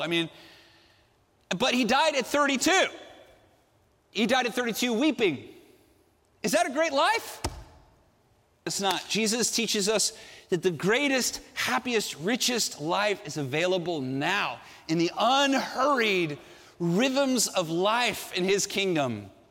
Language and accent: English; Southern California, United States; I grew up here in Southern California.